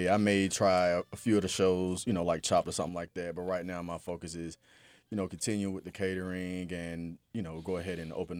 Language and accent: English; Atlanta, Georgia, United States; I'm born and raised in Atlanta.